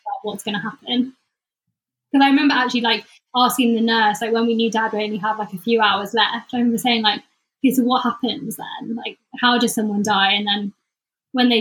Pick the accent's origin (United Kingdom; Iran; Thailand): United Kingdom; the Cotswolds, South West England; now in London, United Kingdom; I was in London, or growing up in the Cotswolds